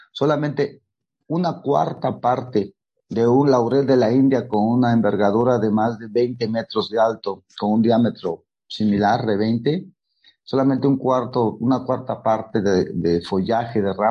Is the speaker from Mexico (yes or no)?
yes; Oaxaca de Juárez, Oaxaca, Mexico; soy artista plástico y soy nacido y creado en el Centro Histórico de Oaxaca, de Juárez.